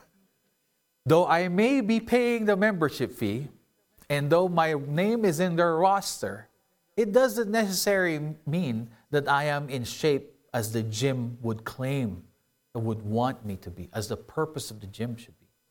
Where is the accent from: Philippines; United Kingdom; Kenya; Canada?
Philippines; moved away; I grew up in the Philippines